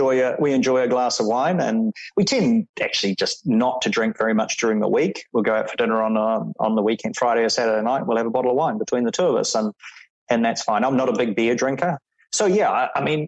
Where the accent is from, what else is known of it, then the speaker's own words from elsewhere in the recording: New Zealand; moved away as an adult; also born or lived in India / Thailand / Singapore; that younger Kiwi back in New Zealand